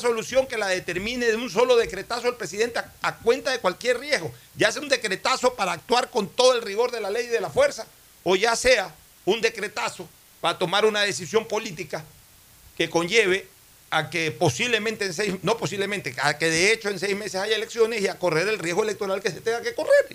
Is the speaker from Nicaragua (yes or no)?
no; Ecuador; me siento impotente como ecuatoriano